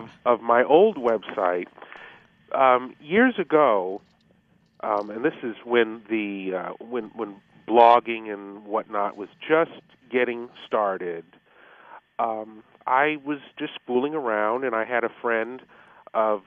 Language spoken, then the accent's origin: English; Denver, Colorado, United States; moved away as an adult; I was born and raised in Denver, graduated from George Washington High School